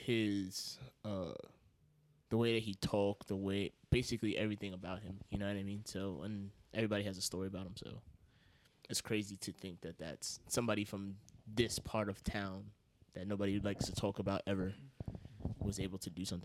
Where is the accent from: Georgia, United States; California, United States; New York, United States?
New York, United States; Yonkers; I'm from Yonkers. So is Danny. Mm-hmm. And we've lived here pretty much our whole lives